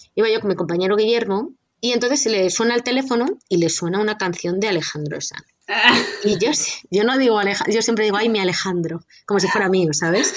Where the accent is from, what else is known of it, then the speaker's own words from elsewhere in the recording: Castilla-La Mancha, Spain; alguien de Castilla-La Mancha, de mi tierra